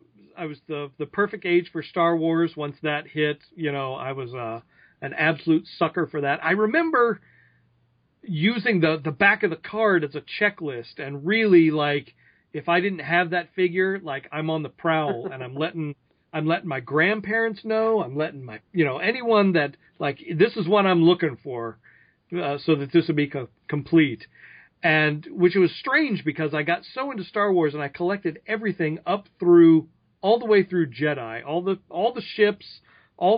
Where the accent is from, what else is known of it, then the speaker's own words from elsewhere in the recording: Tulsa, Oklahoma, United States; moved away as an adult; now in Los Angeles, United States; I grew up in Tulsa, Oklahoma. I lived there for, 18 years.